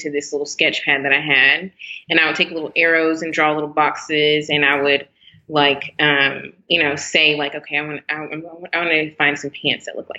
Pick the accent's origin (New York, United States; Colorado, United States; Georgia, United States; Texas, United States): Texas, United States; Garland; Born and raised in Dallas, Texas, actually kind of Garland, Texas.